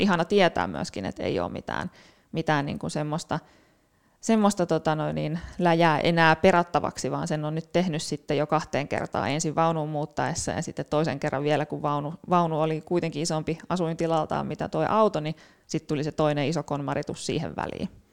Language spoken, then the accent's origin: Finnish; Turku, Southwest Finland, Finland; Turusta kotosin, siellä, siellä kasvanut ja, ja opintoni suorittanut